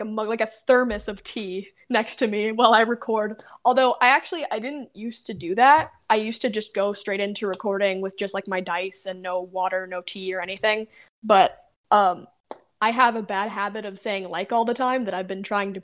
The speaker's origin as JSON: {"language": "English", "region": "Southern California", "country": "United States", "said": "I come from California, and everyone said everyone's specifically Southern California, where all the beaches"}